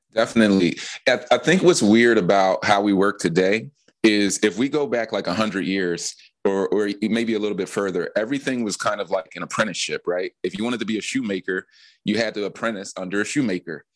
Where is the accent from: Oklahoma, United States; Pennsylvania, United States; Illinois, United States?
Pennsylvania, United States; Philadelphia; growing up in Philly